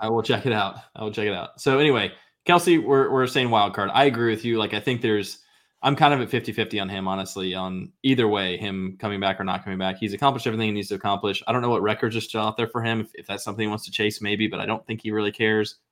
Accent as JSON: {"language": "English", "area": "near Highland", "region": "Illinois", "country": "United States", "tie": "born or raised there", "said": "Highland, Illinois, twenty minutes from my hometown. Very small town"}